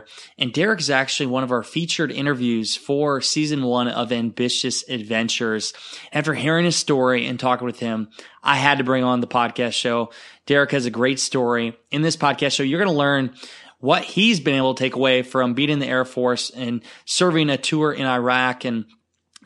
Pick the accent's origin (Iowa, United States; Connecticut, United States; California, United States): Iowa, United States; fellow Iowans